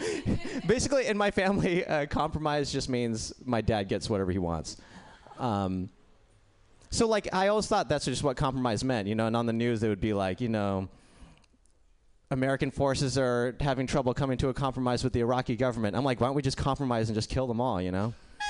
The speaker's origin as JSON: {"language": "English", "country": "India", "said": "No, yeah, I'm Indian, and samosas are an Indian food."}